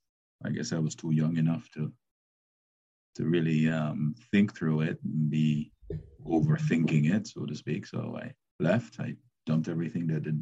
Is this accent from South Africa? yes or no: no; Jamaica; moved away as an adult; I was born in Jamaica. I left Jamaica after high school, and I went to Howard University